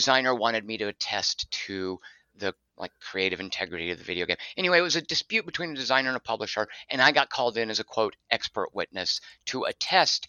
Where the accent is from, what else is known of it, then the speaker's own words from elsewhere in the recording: Arkansas, United States; moved away as an adult; now in Los Angeles, United States; I moved back to my home state of Arkansas and did community theater in Little Rock.